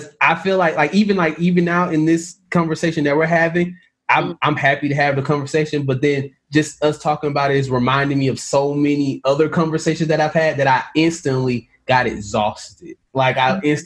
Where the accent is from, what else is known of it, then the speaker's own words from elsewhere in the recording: Jonesboro, Georgia, United States; I grew up in Jonesboro, Georgia, where Gone with the Wind was filmed